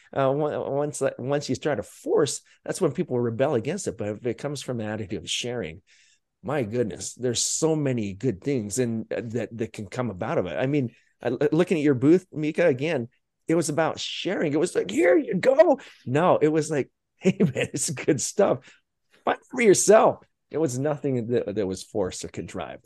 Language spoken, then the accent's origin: English; Utah, United States; growing up in Utah